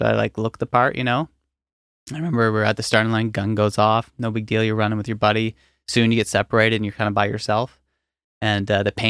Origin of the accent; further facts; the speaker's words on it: Nova Scotia, Canada; I grew up in Hants County. There's nothing necessarily notable.